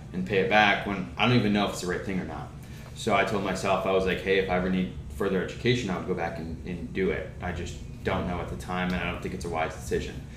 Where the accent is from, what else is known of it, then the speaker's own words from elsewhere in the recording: Rochester, New York, United States; moved away as an adult; now in Charlotte, United States; I was born and raised in Rochester. I lived there for 25 years.